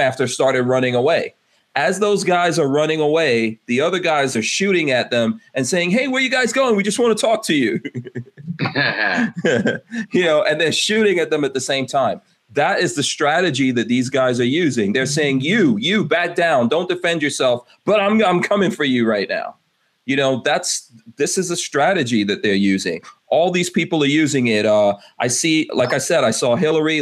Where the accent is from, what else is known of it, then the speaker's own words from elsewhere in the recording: New York City, New York, United States; I grew up in Far Rockaway, right, New York.